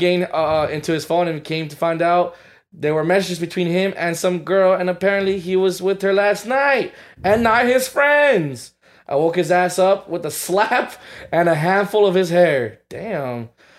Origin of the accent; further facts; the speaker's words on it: Atlanta, Georgia, United States; Hi, friends. I'm from Atlanta, Georgia.